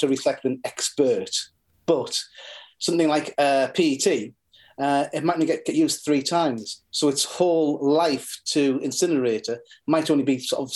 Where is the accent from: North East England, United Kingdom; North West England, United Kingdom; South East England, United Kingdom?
North East England, United Kingdom; Norton; I grew up in Norton. I am in Norton